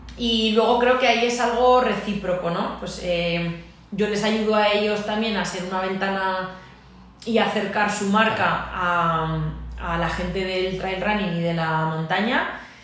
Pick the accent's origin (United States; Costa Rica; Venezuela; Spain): Spain; Aragon; que soy más maña y más orgullosa